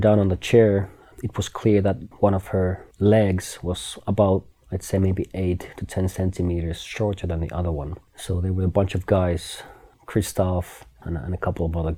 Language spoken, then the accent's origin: English; Finland; now in Kona, United States; I'm from Finland.